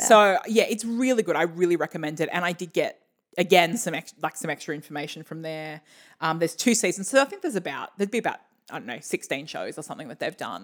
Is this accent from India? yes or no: no; Australia; we're Australian